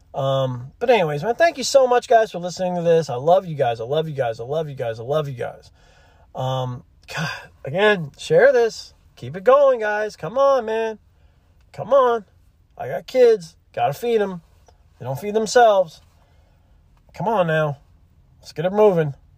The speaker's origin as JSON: {"language": "English", "town": "Gulf Shores", "region": "Alabama", "country": "United States", "moved": "yes", "said": "I'm from Gulf Shores. I lived there for a couple years when I'm, in my childhood"}